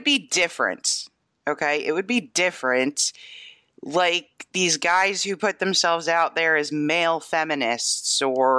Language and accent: English; New York, United States; I grew up in New York State.